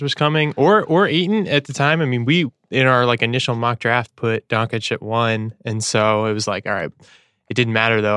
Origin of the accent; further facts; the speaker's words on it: Sacramento, California, United States; I'm from Sacramento and I'm a Sacramento Kings fan